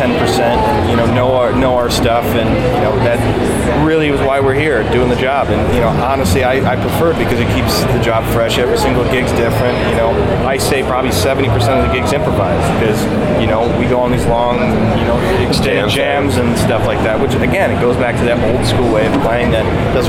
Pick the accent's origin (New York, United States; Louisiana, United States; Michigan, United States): Michigan, United States; Detroit; born or raised there